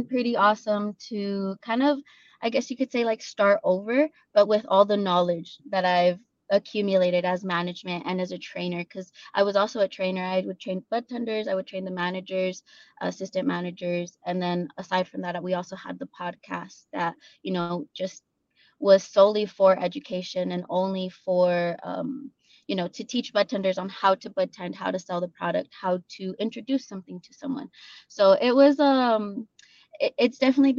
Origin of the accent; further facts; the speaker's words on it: Las Cruces, New Mexico, United States; I actually was raised in Las Cruces, so I'm a little Rio Grande girl.